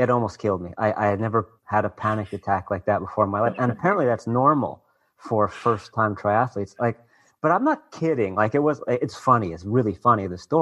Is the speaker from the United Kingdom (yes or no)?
no; Canada; I'm Canadian